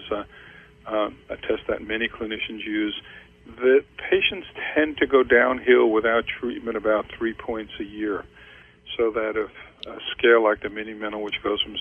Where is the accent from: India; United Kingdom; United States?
United States; New York; I grew up in New York